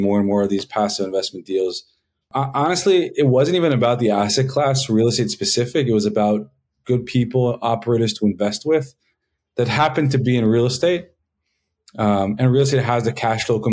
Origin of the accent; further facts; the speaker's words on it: Israel; also born or lived in Los Angeles, United States; So I was born in the States, in LA, and when I was 9 years old, my parents decided to pack us up and take us on a trip around the world. Our first stop was Israel, and I've been stuck there ever since